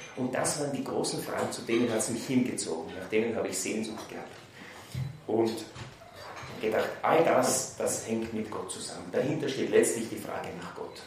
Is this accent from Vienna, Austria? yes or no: yes; Vienna, Austria; Ich bin in Wien aufgewachsen, dort ins humanistische Gymnasium gegangen